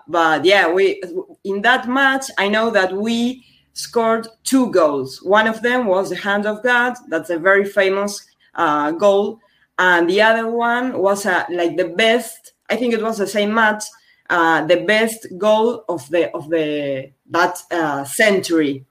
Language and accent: English; Argentina; English is a second language; from Argentina, a country in South America